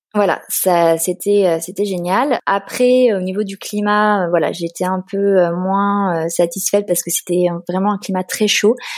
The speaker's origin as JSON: {"language": "French", "town": "Paris", "region": "Île-de-France", "country": "France", "tie": "born or raised there", "also_born_or_lived": "Turin, Italy / Bologna, Italy / Lausanne, Switzerland / Geneva, Switzerland", "moved": "as an adult", "lives_now": "Barcelona, Spain", "said": "je suis originaire de Paris"}